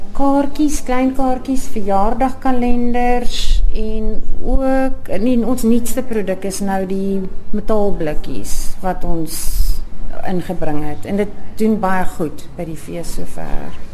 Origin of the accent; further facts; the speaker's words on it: Johannesburg, Gauteng, South Africa; also born or lived in Cape Town; now in Knysna, South Africa; Oorspronklik van Johannesburg en toe ons later Kaap toe getrek en ons woon tans in Nyasna vir 4 jaar